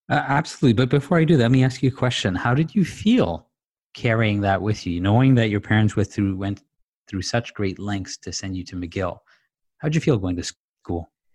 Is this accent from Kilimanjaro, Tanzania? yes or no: no; Dar es Salaam, Tanzania; also born or lived in Zanzibar; now in Canada; I grew up in Dar es Salaam, Tanzania, and my family's originally Zanzibari